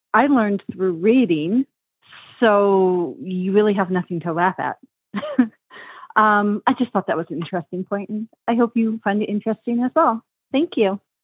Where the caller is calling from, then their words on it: New York, United States; I am calling from New York